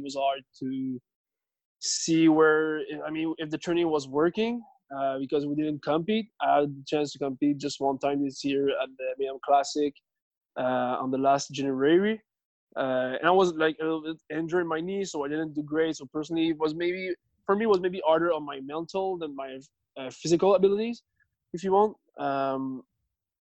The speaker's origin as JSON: {"language": "English", "town": "Richelieu", "region": "Quebec", "country": "Canada", "tie": "born or raised there", "also_born_or_lived": "Montreal", "second_language": "English", "moved": "as an adult", "lives_now": "north of Montreal, Canada", "said": "I grew up in a little city. It's called, in French, it's called Richelieu"}